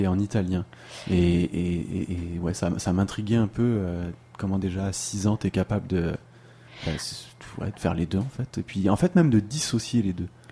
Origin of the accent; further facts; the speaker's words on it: France; now in Quebec, Canada; on est bien placé nous deux là pour le savoir en tant que Français